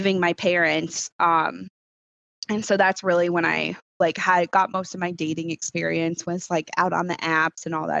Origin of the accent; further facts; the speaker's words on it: Connecticut shoreline, United States; moved away; also born or lived in Rochester, New York; I grew up on the Connecticut shoreline.